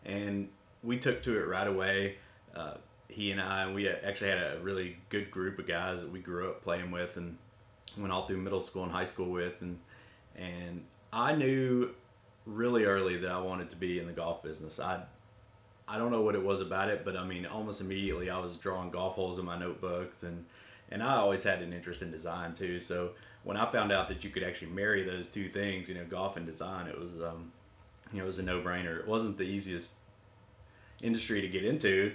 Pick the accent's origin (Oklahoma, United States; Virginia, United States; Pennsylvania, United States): Virginia, United States; Southwest; also born or lived in Kingsport, Tennessee; now in Austin, United States; I grew up in Southwest Virginia, actually, not terribly far from here, about 4 hours. And grew up on a farm, family farm, tobacco farm.